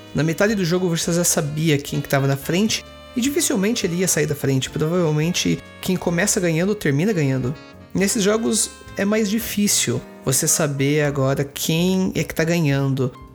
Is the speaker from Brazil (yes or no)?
yes; Sorocaba, São Paulo, Brazil; minha cidade natal, que é Sorocaba